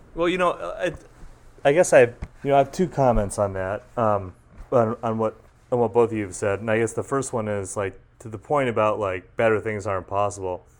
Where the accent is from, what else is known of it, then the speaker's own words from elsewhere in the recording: Massachusetts, United States; I grew up in Massachusetts